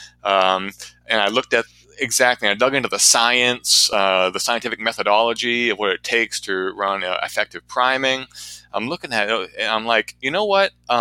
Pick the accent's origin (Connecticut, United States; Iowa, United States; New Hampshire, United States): New Hampshire, United States; Portsmouth; my hometown here in Portsmouth, New Hampshire